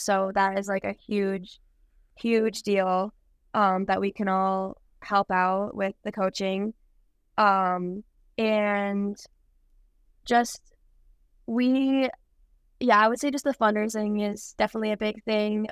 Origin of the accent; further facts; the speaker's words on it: White Bear Lake, Minnesota, United States; moved away as an adult; now in La Crosse, United States; my hometown in White Bear Lake, Minnesota. And I practiced there up until my senior year of high school.